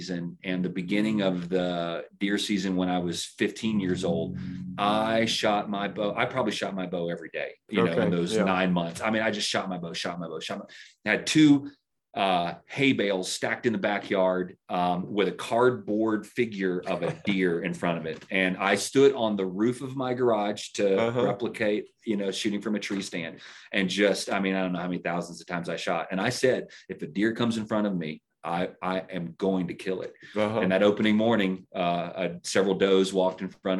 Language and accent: English; Baton Rouge, Louisiana, United States; I was born in Baton Rouge, Louisiana